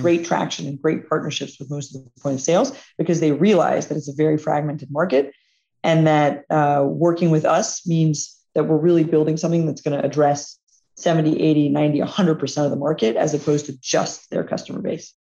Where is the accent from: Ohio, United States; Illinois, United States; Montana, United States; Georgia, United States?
Georgia, United States; Atlanta; it's also where our headquarters is. It's, it's my hometown